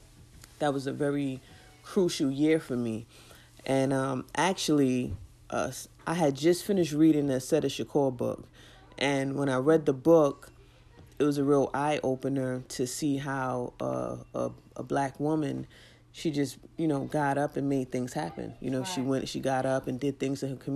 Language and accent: English; New York City, New York, United States; I'm from Brooklyn. I was in Brooklyn doing the work on the ground in the community.